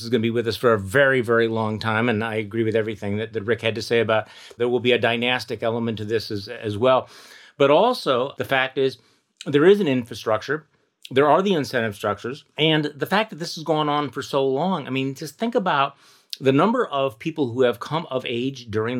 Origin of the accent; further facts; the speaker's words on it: Wisconsin, United States; My home state Wisconsin